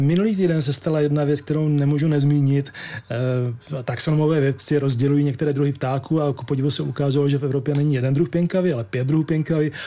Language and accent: Czech; Czechia; jako první Čech v historii